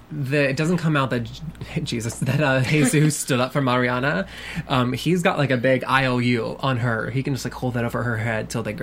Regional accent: North Carolina, United States; I went to school in the South, also known as North Carolina, so it's a little more conservative, I think.

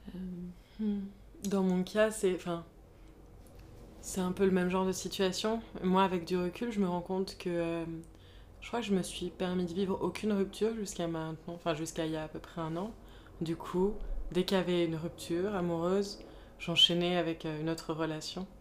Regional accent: Paris, Île-de-France, France; j'ai grandi à Paris

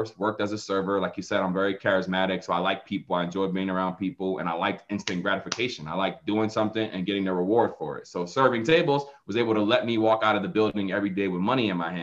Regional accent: Philadelphia, Pennsylvania, United States; now in Atlanta, United States; I'm from Philadelphia. So even though I live in Atlanta right now, I grew up in the inner city of Philadelphia.

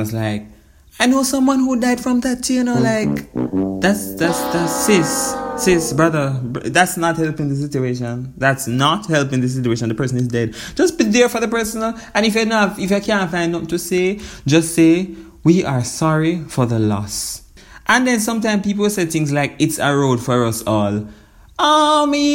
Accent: Jamaica

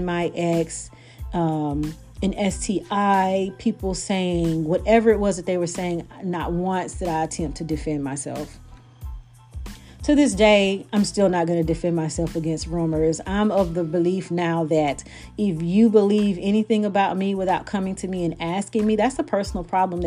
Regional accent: Brookhaven, Mississippi, United States; moved away; also born or lived in Bogalusa, Louisiana; I'm not from Bogalusa. I'm from Brookhaven, Mississippi.

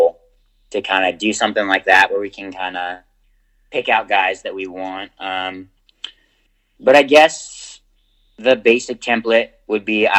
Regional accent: United States; as an American

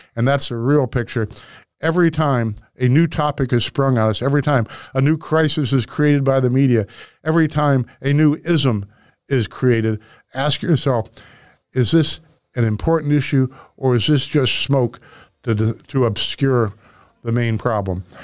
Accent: Webster Groves, Missouri, United States; where I grew up in Webster Groves, we had the Turkey Day football game

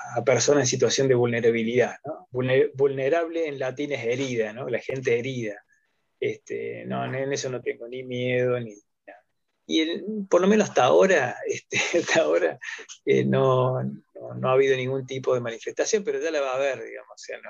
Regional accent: Río Tercero, Córdoba, Argentina; soy de Córdoba, eh, Río Tercero, ahí me van a poder ubicar

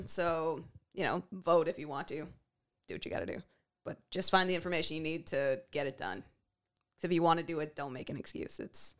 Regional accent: Canada; you are black, and you are Canadian like us

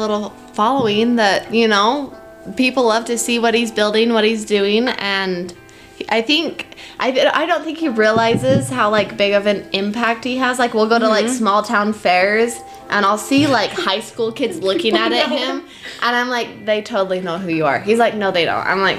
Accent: Utah, United States; moved away as an adult; now in Idaho, United States; I grew up in Utah. We recently just moved to Idaho.

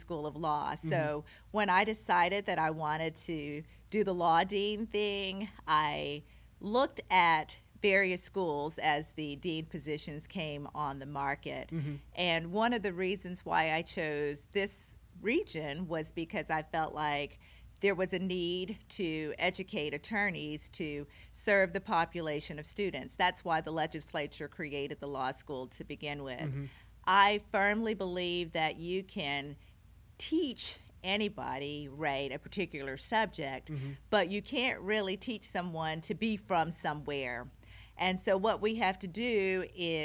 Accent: Oxford, Mississippi, United States; moved away as an adult; now in Carbondale, United States; I was born and raised in Oxford, Mississippi, which is a small college town

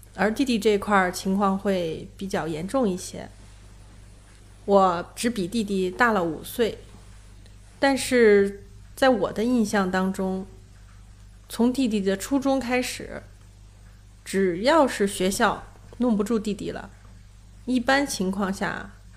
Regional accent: Xuchang, Henan, China; moved away; 回到许昌，我的老家

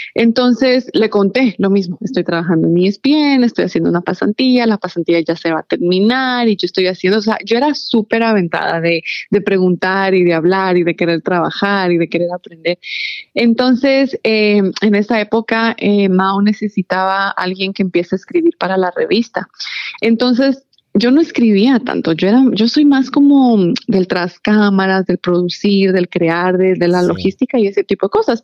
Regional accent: Ecuador; moved away as an adult; now in Maryland, United States; yo en realidad me crié y crecí en Ecuador toda mi vida. Cuando yo me mudé para el área de, Maryland, yo ya tenía 21 años

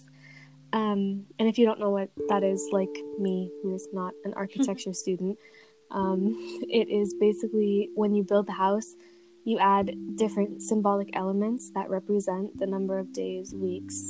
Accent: United States; accent: very American; my very American accent.

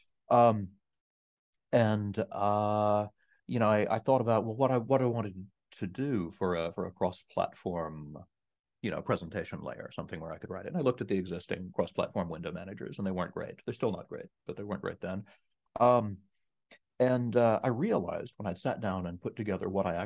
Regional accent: East Texas, United States; I grew up in the middle of nowhere in East Texas

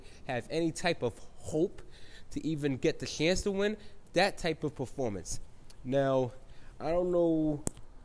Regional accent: New York, United States; I'm a New Yorker

